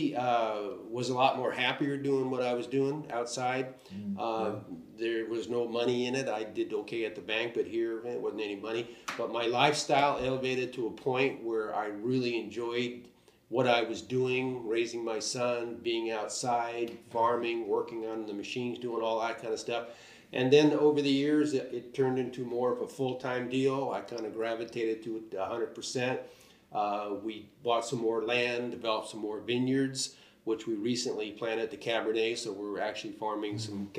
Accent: Bay Area, California, United States; now in Napa, United States; I grew up in the Bay Area

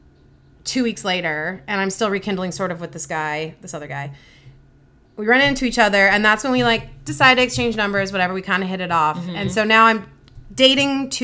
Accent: Irvine, California, United States; originally, I guess Irvine

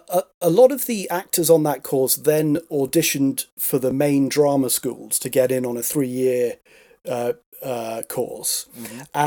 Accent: Stratford-upon-Avon, West Midlands, United Kingdom; now in London, United Kingdom; Stratford upon Avon.

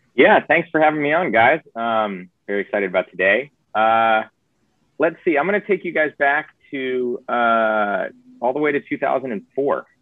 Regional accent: the South, United States; I was raised in the South

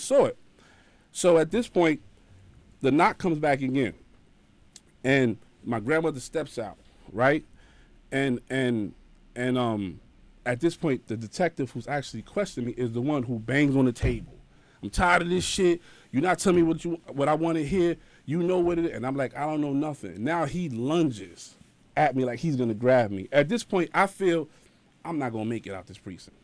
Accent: New York City, New York, United States; also born or lived in Bronx; I was born in Harlem

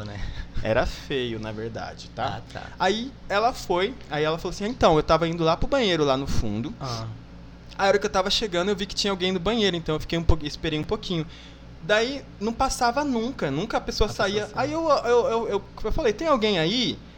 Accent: Miranda, Mato Grosso do Sul, Brazil; moved away; also born or lived in Salobra / Bodoquena; Eu nasci em Miranda e morei um tempinho em Salobra

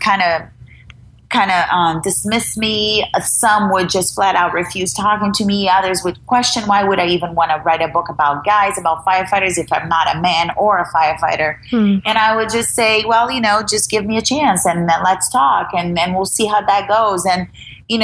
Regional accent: Brazil; English is a second language; moved away as an adult; now in United States; I'm an immigrant. I'm from Brazil.

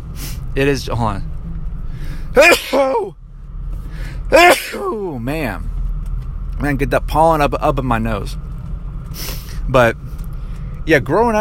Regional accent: Georgia, United States; moved away as an adult; now in Colorado, United States; I'm from Georgia, but I'm living in Colorado

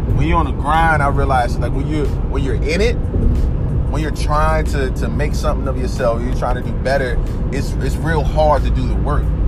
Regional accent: Oak City, North Carolina, United States; my hometown of Oak City, North Carolina

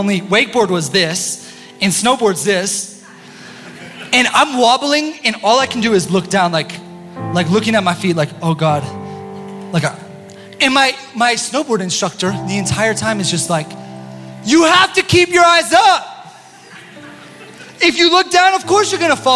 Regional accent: Steamboat Springs, Colorado, United States; I was born in Steamboat Springs, Colorado

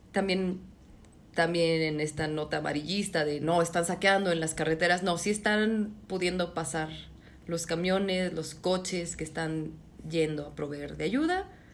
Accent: Mexico; Somos mexicanos

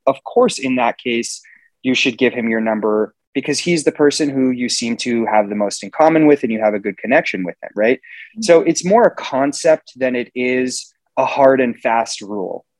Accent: Los Angeles, California, United States; was born and raised in Los Angeles, California, and I live here today

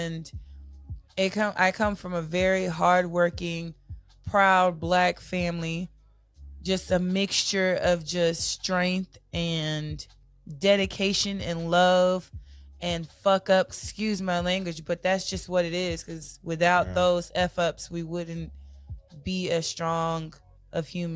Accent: Dallas, Texas, United States; born or raised there; also born or lived in Corsicana, Texas / Lancaster, Texas / Mesquite, Texas

